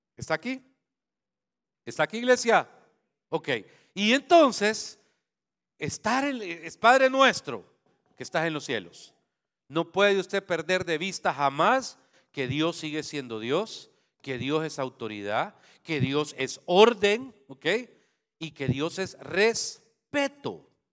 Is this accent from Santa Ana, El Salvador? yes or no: yes; Santa Ana, El Salvador; moved away; donde yo nací, Santana. Eh, estudié en el Liceo San Luis